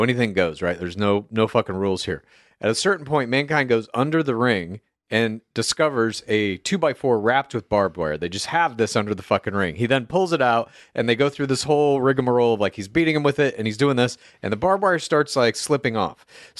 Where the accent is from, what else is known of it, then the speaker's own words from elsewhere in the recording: Dallas, Texas, United States; I grew up in the Source, Dallas, Texas, suburbs thereof.